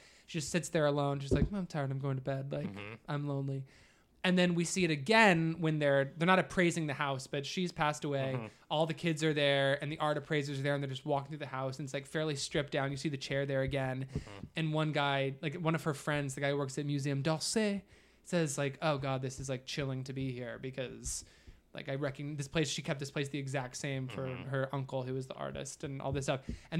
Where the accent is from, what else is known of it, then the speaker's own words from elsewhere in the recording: Ohio, United States; The house that I grew up in Southern Ohio was painted this